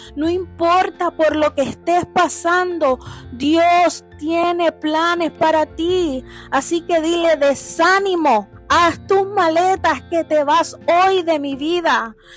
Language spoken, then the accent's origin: Spanish; Puerto Rico; moved away; allá en mi isla de Puerto Rico